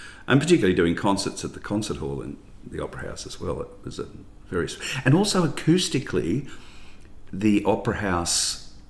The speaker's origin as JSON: {"language": "English", "town": "Ballarat", "region": "Victoria", "country": "Australia", "tie": "born or raised there", "said": "growing up in Ballarat was great"}